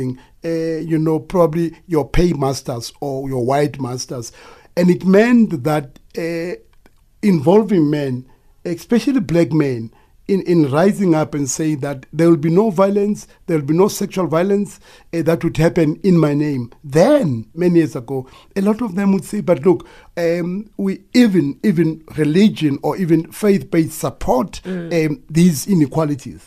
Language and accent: English; Sharpeville, Gauteng, South Africa; being part of the struggle then in my hometown in Sharkville